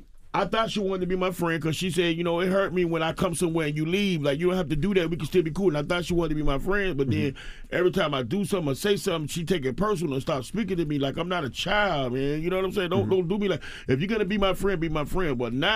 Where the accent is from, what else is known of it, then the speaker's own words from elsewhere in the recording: the South, United States; Well, I'm from the South, but they don't really.